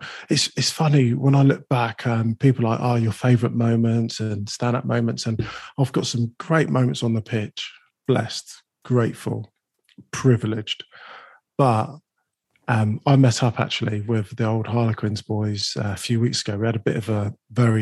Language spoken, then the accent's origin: English; London, United Kingdom; I was born in Islington